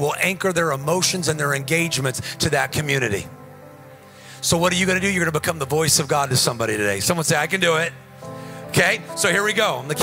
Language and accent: English; Whittier, California, United States; I grew up around Whittier